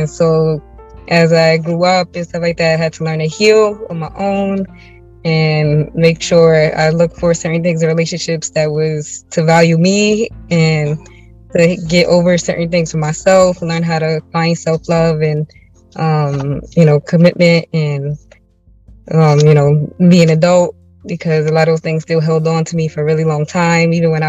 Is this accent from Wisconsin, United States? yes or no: no; New York City, New York, United States; I'm from Brooklyn, New York City.